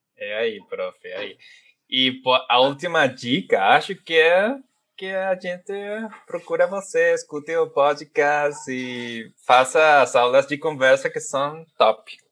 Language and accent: Portuguese; Venezuela; Portuguese is a second language; como venezuelano, falo assim